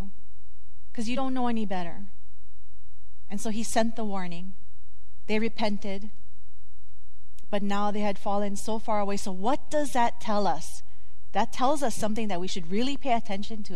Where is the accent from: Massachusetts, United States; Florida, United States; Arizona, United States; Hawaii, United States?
Hawaii, United States; when you're a kid growing up in Hawaii